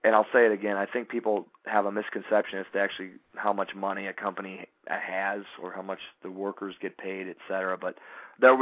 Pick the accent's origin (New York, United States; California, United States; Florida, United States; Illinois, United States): Illinois, United States; Chicago; I grew up in Chicago, love Chicago